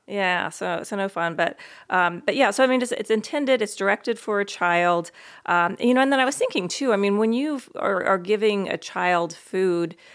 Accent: East Coast, United States; I grew up on the East Coast

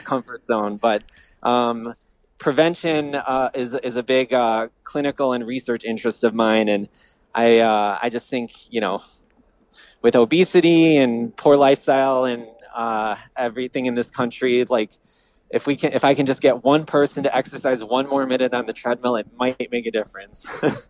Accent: Downers Grove, Illinois, United States; I grew up in the Midwest, in the suburbs of the great city of Chicago, Downers Grove

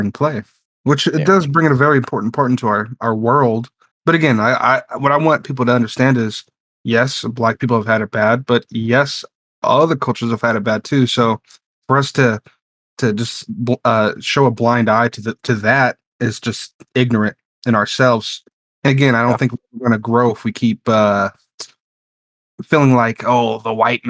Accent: United States; I'm black. I'm an American black.

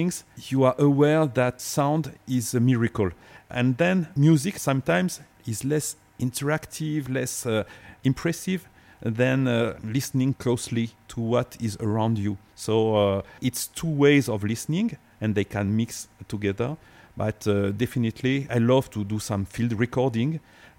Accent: Avignon, Provence-Alpes-Côte d'Azur, France; also born or lived in Cahors; I was born in Cahors and I was raised in Avignon.

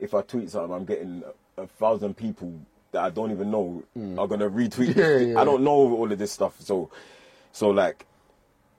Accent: London, United Kingdom; I'm from Brixton and I grew up around bare Jamaicans

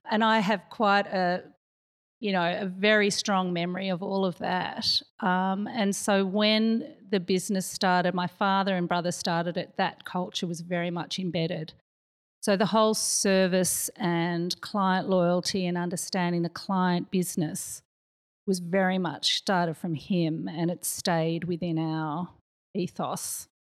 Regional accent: Australia; born there; also born or lived in Kuala Lumpur, Malaysia / New York, United States; I did grow up in a, quite a few countries. I was born in Australia, lived in KL, lived in New York, ended up back in Melbourne.

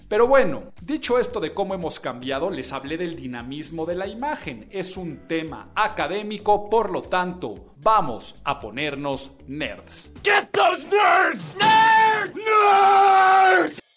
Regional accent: Mexico; me había tocado ver a mí en mi vida, como mexicano

